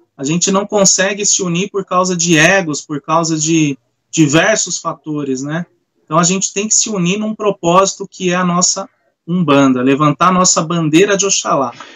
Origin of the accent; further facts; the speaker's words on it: São Bernardo do Campo, São Paulo, Brazil; eu sou aqui de São Bernardo